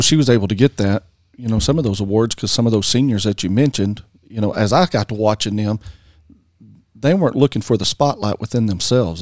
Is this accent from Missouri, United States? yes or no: no; Frederick, Oklahoma, United States; That's Frederick Bombers. That's my hometown